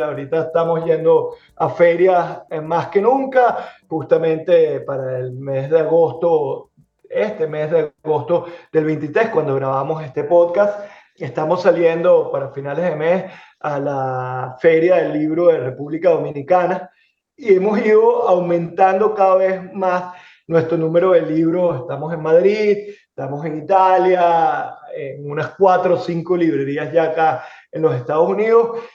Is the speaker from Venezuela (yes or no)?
yes; Venezuela; moved away as an adult; now in Miami, United States; en el caso de Venezuela, que es donde yo nací, donde me formé y donde comencé a trabajar